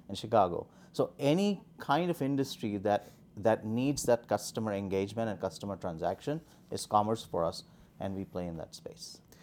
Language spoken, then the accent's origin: English; India; moved away as an adult; also born or lived in New Delhi / Boston; born and raised in India